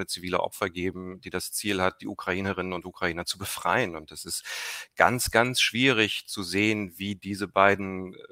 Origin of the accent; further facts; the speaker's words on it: East Germany, Germany; ich bin als Kind in der DDR geboren. Ich weiß, wie es ist, in einem medial abgeschotteten Umfeld aufzuwachsen